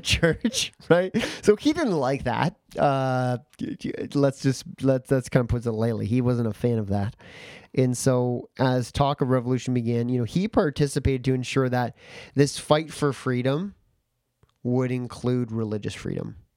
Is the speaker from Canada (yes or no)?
yes; Canada; as a Canadian